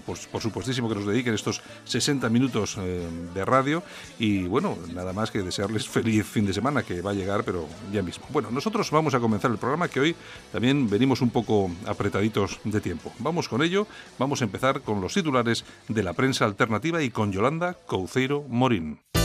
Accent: Bilbao, Basque Country, Spain; soy de Bilbao

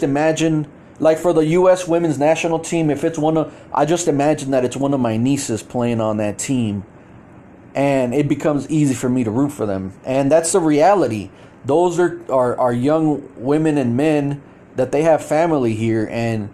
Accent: United States; I'm American and I live in the USA

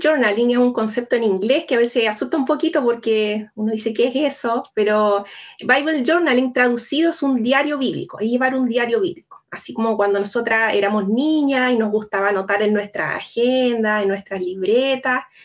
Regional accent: Chile; accent: Chilean; yo soy chilena, vivo en Santiago

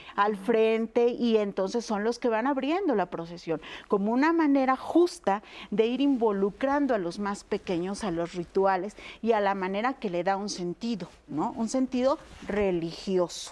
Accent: Mexico; los que somos mexicanos

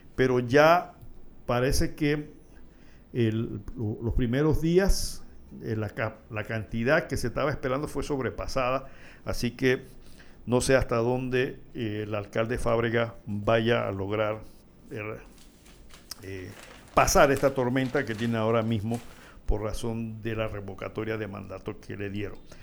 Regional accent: Panama; somos panameños

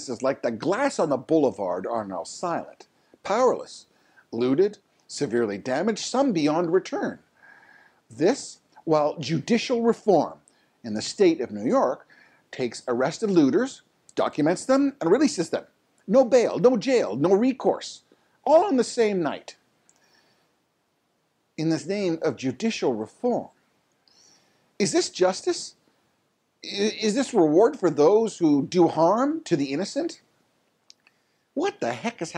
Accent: Canada; your Canadian neighbor

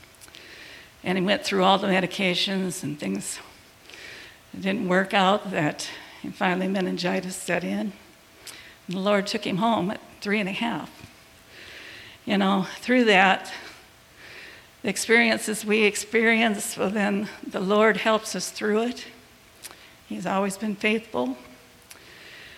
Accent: Illinois, United States; I grew up in Illinois with 6 kids

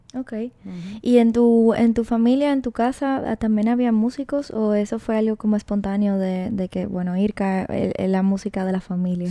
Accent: Dominican Republic; yo soy dominicana también

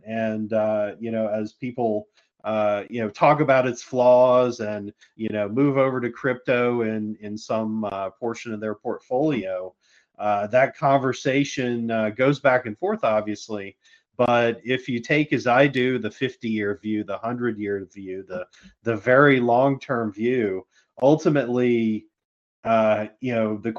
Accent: United States; Being an American

